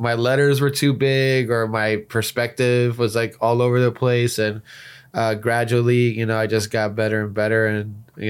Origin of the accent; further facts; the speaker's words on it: Miami, Florida, United States; from Miami, Florida, representing Project Roadmap and the future of NFTs.